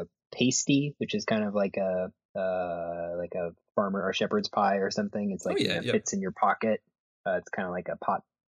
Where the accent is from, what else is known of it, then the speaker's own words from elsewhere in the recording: Minnesota, United States; I'm from Minnesota, so there's, like, literally a spam museum